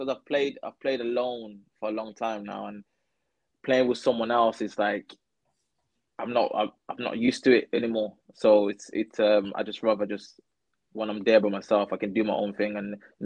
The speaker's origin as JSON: {"language": "English", "town": "Birmingham", "region": "West Midlands", "country": "United Kingdom", "moved": "as an adult", "lives_now": "North West England, United Kingdom", "said": "I'm from Birmingham"}